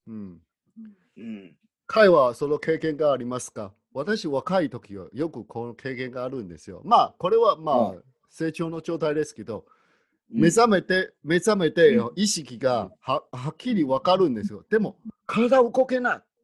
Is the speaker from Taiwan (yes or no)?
yes; Taiwan; 私、台湾人としては